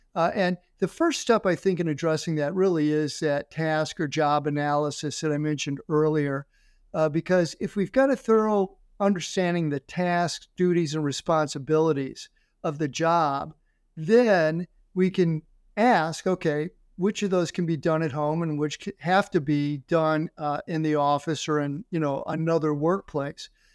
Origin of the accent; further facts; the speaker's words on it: St. Louis, Missouri, United States; moved away as an adult; also born or lived in Florida / Ohio; I'm from Saint Louis